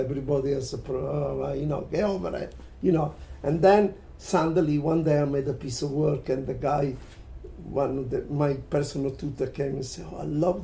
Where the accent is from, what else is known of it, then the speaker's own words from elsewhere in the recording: Italy; now in London, United Kingdom; I was coming from Italy